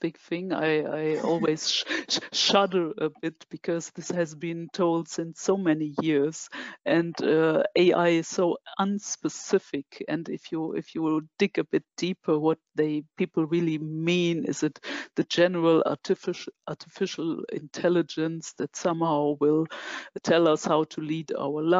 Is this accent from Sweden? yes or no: no; Germany; I'm from Germany